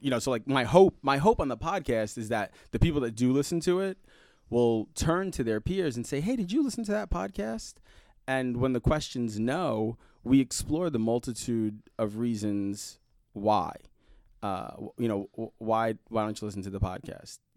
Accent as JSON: {"language": "English", "town": "New York City", "region": "New York", "country": "United States", "tie": "born or raised there", "also_born_or_lived": "Indianapolis, Indiana", "moved": "yes", "lives_now": "Fishers, United States", "said": "I grew up in Brooklyn, New York, Um, and I grew up in the Red Hook section of Brooklyn"}